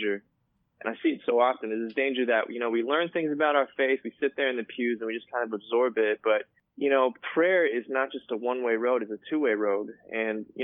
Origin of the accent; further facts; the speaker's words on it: California, United States; My family is from Korea, and I was born here in California